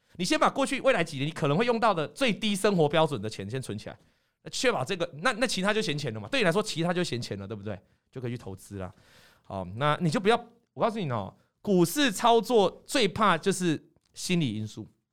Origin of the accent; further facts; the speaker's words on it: Taiwan; 我们台湾人